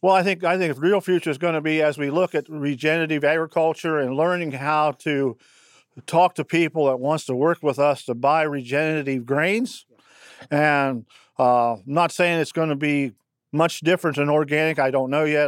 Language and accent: English; Fairfield County, Ohio, United States; from Fairfield County, Ohio